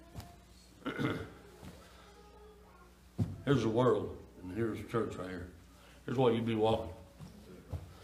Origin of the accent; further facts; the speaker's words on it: East Kentucky, United States; I was raised down in East Kentucky, near the Virginia and West Virginia line